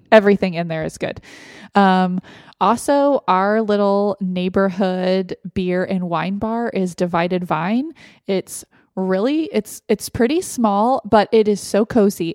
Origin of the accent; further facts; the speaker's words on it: Austin, Texas, United States; now in Gilbert, United States; from my hometown of Austin